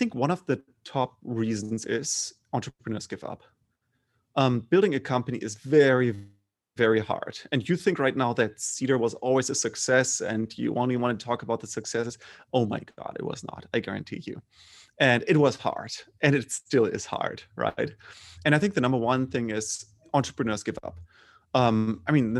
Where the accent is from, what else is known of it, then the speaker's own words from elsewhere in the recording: Bremen, Germany; English is a second language; moved away; also born or lived in Freiburg; I grew up in Germany. So pretty, I would say, mainstream German middle class